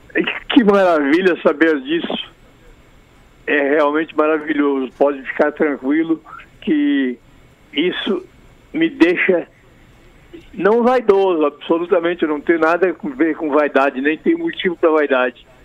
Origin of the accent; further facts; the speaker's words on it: Alegrete, Rio Grande do Sul, Brazil; moved away as an adult; now in Rio de Janeiro, Brazil; Sou gaúcho né? do Alegrete